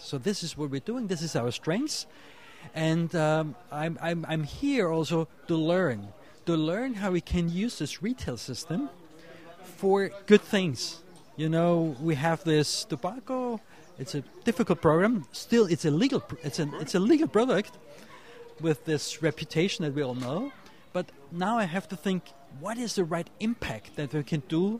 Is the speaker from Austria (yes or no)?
yes; Vienna, Austria; I'm coming from Austria, from the city of Vienna